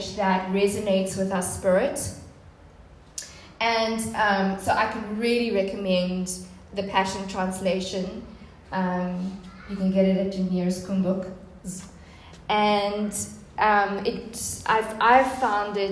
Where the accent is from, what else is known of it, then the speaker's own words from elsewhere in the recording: Port Elizabeth, Eastern Cape, South Africa; I'm originally from Port Elizabeth